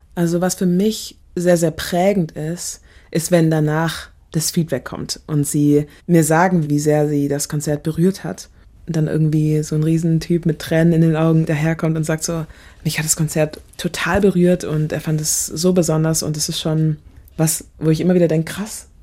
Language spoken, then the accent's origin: German; Germany; also born or lived in Nigeria (ancestry); hier aufgewachsen